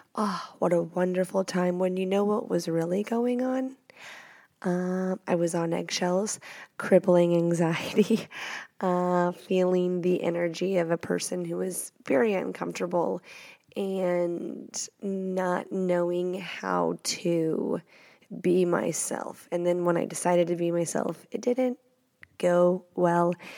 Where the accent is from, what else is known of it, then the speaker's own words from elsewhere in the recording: the South, United States; I'm from the South.